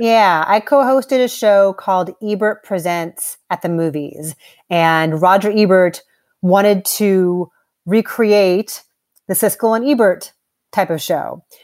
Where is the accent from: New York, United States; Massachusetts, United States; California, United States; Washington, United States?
California, United States; Los Angeles; I had the the pleasure of growing up in Los Angeles